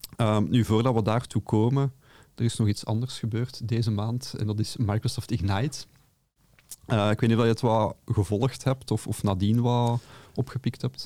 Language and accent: Dutch; Belgium; accent: Brabantse tongval; mijn Brabantse tongval